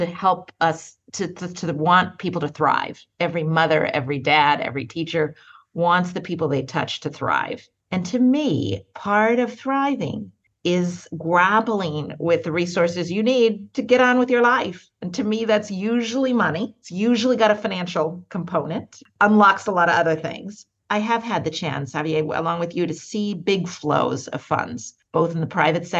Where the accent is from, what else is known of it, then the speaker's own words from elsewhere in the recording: Portland, Oregon, United States; moved away as an adult; also born or lived in Ghana / East Coast, United States; I was born in Portland, Oregon. I spent a few years in Ghana as a child in my father's country. Came back to Oregon, which is where I was until I left for college